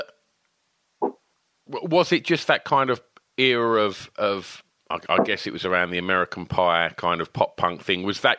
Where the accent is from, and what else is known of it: East of England, United Kingdom